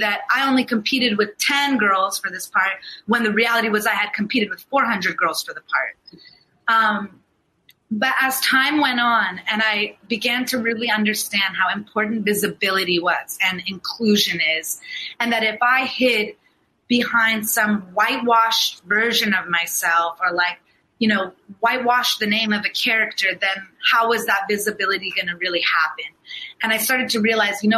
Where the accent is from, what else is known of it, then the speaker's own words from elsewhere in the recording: United States; I'm born and raised here. I'm an American